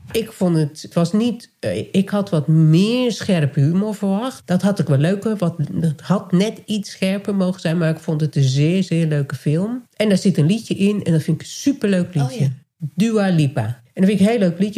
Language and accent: Dutch; Nijkerk, Gelderland, Netherlands; born or raised there; moved away